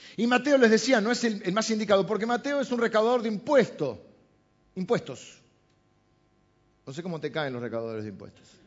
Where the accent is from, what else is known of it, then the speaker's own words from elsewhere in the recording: Argentina; los argentinos de los barcos, ¿no? Porque es así, descendemos de los barcos.